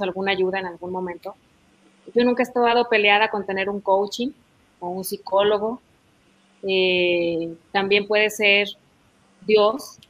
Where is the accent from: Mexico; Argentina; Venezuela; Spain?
Mexico; como mexicanos, como hermanos, que es lo que somos.